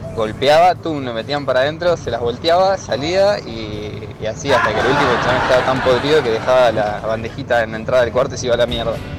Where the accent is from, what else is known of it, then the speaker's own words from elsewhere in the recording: Argentina; Éramos argentinos